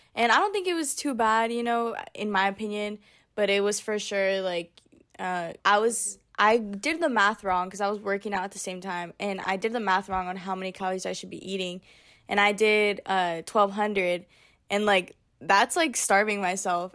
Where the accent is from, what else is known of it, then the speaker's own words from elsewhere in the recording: United States; I'm from Tahoe area, so we didn't have a Brandy Melville close to us.